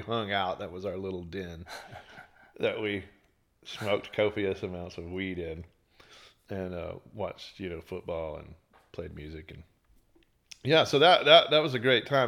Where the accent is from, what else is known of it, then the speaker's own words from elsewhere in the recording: Beaumont, Texas, United States; now in Austin, United States; East Texas towns, like Beaumont, my hometown